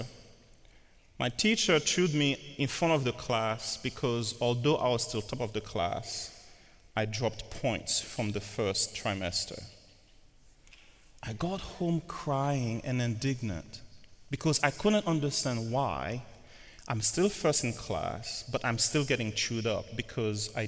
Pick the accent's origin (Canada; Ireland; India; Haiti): Haiti; moved away; I'm from Haiti